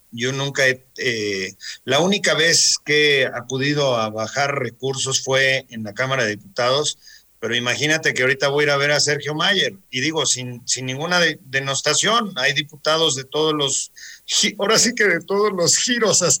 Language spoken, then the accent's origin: Spanish; Mexico; Nosotros como mexicanos somos los campeones de, del amor.